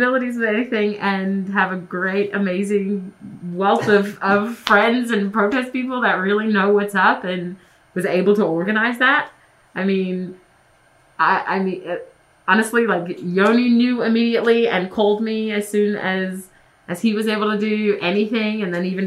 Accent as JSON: {"language": "English", "country": "Australia", "moved": "yes", "said": "I'm not from here. You know, I'm Australian."}